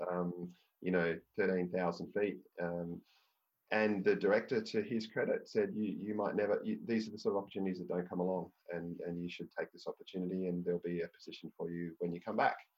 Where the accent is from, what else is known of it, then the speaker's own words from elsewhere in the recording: Australia; I was from Australia